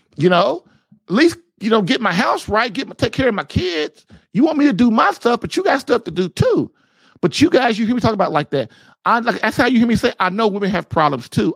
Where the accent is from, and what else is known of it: United States